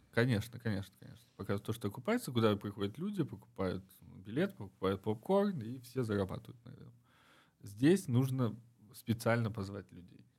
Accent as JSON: {"language": "Russian", "country": "Uzbekistan", "also_born_or_lived": "Moscow", "moved": "as an adult", "said": "я из Узбекистана"}